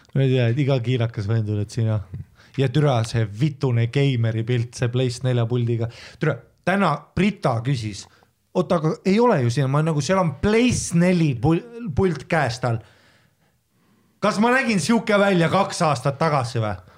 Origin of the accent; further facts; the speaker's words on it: Estonia; ma olen eestlane